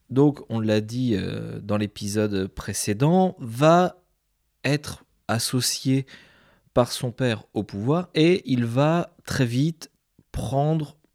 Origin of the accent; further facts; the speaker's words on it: Mantes-la-Jolie, Île-de-France, France; Et je viens de Mantes-la-Jolie je suis très triste de cet épisode.